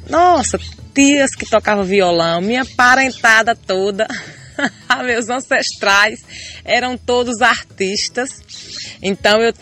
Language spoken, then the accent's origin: Portuguese; Cajueiro, Brazil; Cajueiro é minha terra natal, onde eu nasci e me criei.